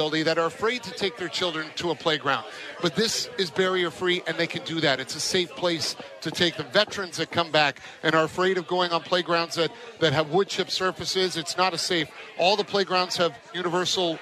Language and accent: English; Newmarket, Ontario, Canada; moved away; moving back to my hometown north of Toronto in Newmarket